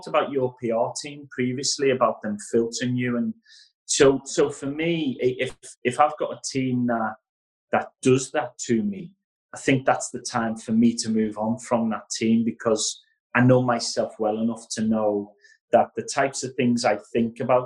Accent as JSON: {"language": "English", "town": "Liverpool", "region": "North West England", "country": "United Kingdom", "tie": "born or raised there", "said": "All of my life, growing up in Liverpool"}